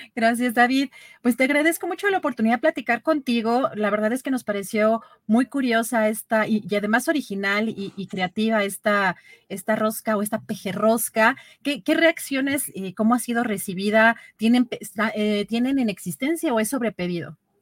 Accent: Mexico; los mexicanos

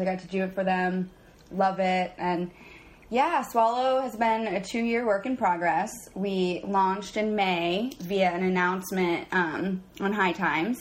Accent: New Orleans, Louisiana, United States; moved away as an adult; now in Los Angeles, United States; Born and raised in New Orleans, moved to Los Angeles in 2010

